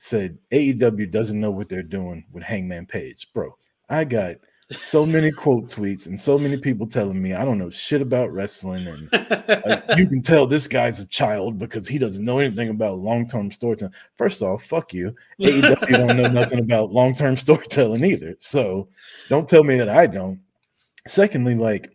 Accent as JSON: {"language": "English", "town": "Kansas City", "region": "Missouri", "country": "United States", "tie": "born or raised there", "moved": "yes", "lives_now": "Atlanta, United States", "said": "I live in Atlanta now. I was born in Kansas City, Missouri"}